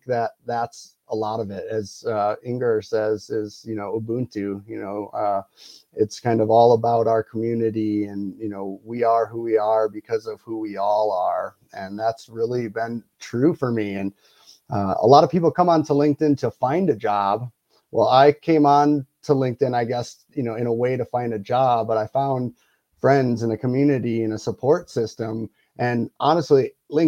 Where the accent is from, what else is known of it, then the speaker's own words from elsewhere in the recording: Wisconsin, United States; now in Colorado, United States; I live in Colorado. I grew up in Wisconsin.